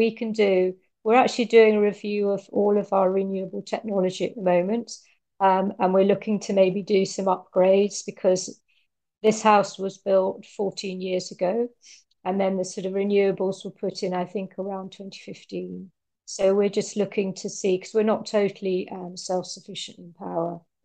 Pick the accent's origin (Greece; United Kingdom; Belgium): United Kingdom; now in Italy; I'm a Brit